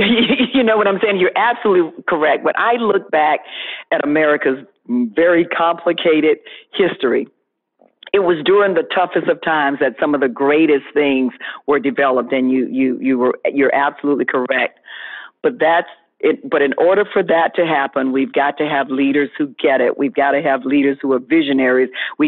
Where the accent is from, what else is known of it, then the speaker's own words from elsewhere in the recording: Florida, United States; we're trying to get the country back open, and certainly my home state of Florida.